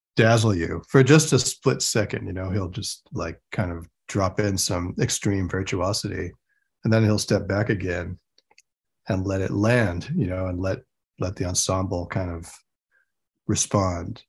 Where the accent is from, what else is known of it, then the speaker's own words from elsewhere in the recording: Rochester, New York, United States; when I was growing up in Rochester, New York